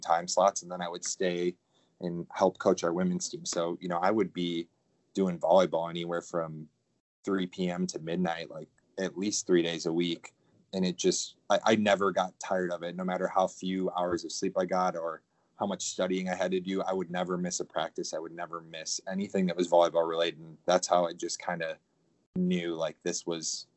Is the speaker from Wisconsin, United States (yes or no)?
yes; Portage, Wisconsin, United States; I grew up in a small town in Wisconsin, Portage. It's just north of Madison, Wisconsin.